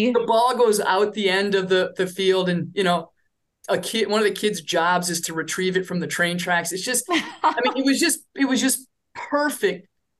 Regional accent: Michigan, United States; now in Minnesota, United States; I grew up in Michigan.

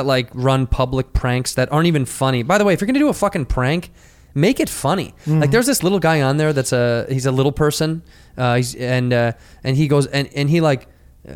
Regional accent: Chicago, Illinois, United States; moved away; it's my hometown

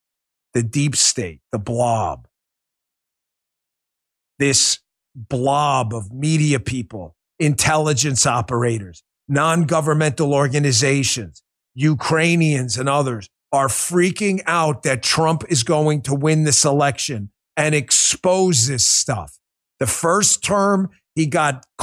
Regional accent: New York, United States; moved away; I grew up in New York. I know New York well

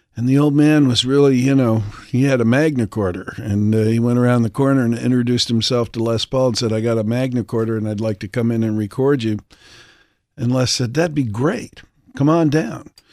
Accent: Milwaukee, Wisconsin, United States; moved away; my family lived in Milwaukee, so I was born in Milwaukee

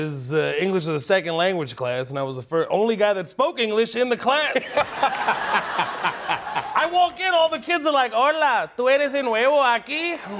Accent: Houston, Texas, United States; born or raised there; also born or lived in Kuwait

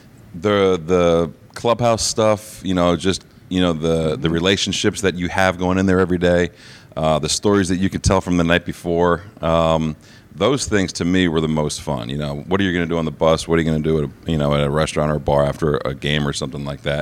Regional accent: Lawrenceville, New Jersey, United States; In New Jersey, Lawrenceville, New Jersey.

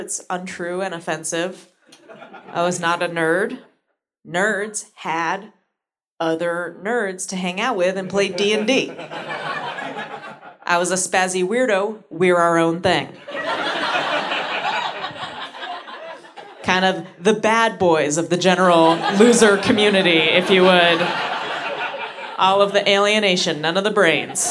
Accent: San Francisco, California, United States; I'm from San Francisco

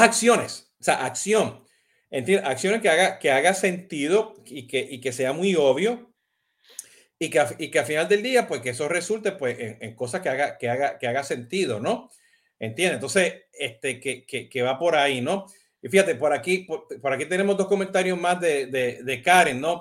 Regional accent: Puerto Rico; now in United States; yo soy boricua

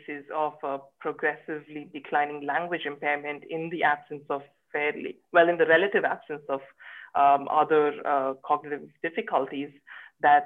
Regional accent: Bangalore, Karnataka, India; moved away as an adult; also born or lived in Sydney, Australia; now in Cambridge, United Kingdom; I am originally from Bangalore in India

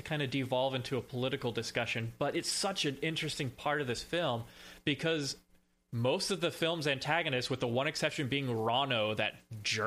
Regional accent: South Texas, United States; I grew up in South Texas. We eat deer

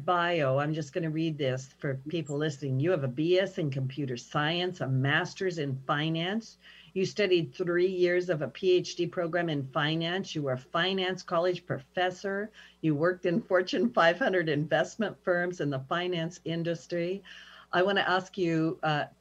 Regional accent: Pendleton, Oregon, United States; moved away as an adult; also born or lived in Saudi Arabia; I'm small town United States, you know, I'm from Pendleton, Oregon

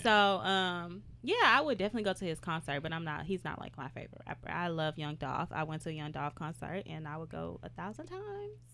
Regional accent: Houston, Texas, United States; I'm from Houston, Texas

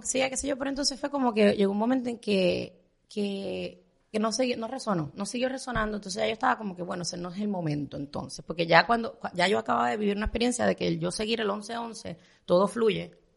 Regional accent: Puerto Rico; moved away as an adult; now in Miami, United States; soy puertorriqueña

